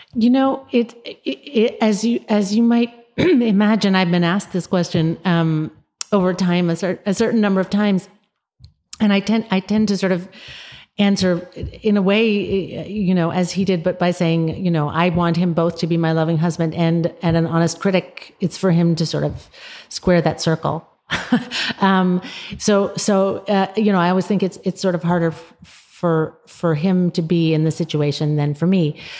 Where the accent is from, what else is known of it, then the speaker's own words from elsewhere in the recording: United States; we as American readers